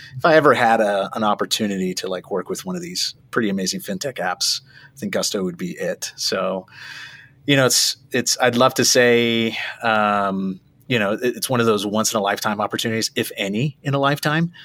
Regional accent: South Florida, United States; moved away as an adult; also born or lived in Hollywood, Florida; born and raised in South Florida

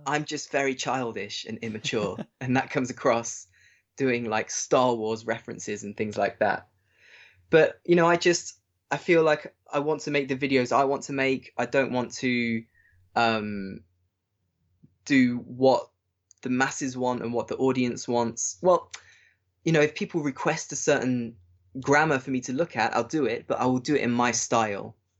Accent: England, United Kingdom; moved away as an adult; now in Germany; being English

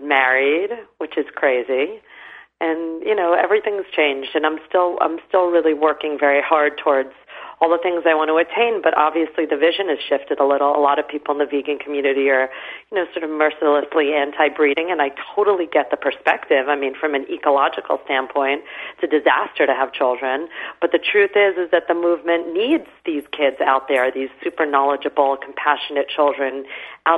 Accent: New York City, New York, United States; also born or lived in England; in my late teens, growing up in New York City

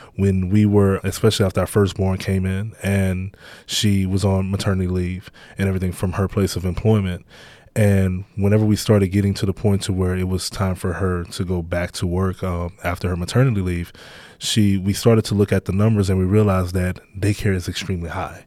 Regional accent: Baton Rouge, Louisiana, United States; where I grew up at in Baton Rouge, um, just in, in the inner city

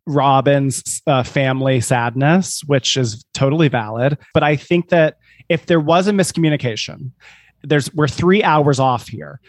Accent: South Carolina, United States; born or raised there

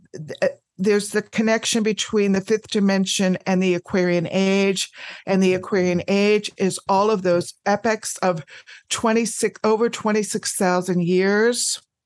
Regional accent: United States; I am an American. I live in the United States

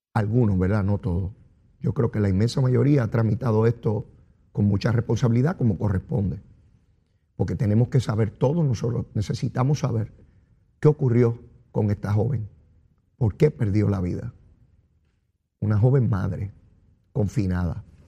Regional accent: Puerto Rico; Caribeño y latinoamericano soy yo, caribeño y latinoamericano y puertorriqueño. Y de aquí, yo nací aquí y por aquí me quedaré

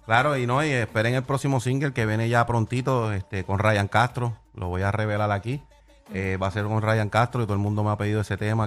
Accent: Puerto Rico; estoy en mi tierra

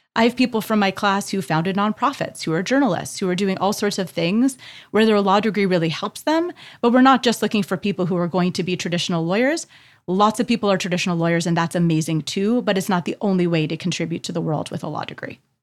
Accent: Canada; as a Canadian

